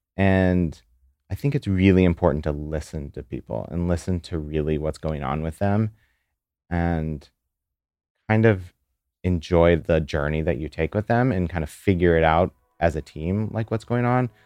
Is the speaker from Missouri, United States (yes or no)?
yes; St. Louis, Missouri, United States; now in New York, United States; I'm from Saint Louis